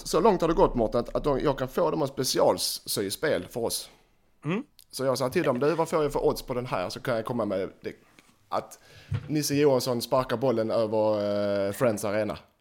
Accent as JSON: {"language": "Swedish", "region": "Skåne", "country": "Sweden", "said": "jag är skåning"}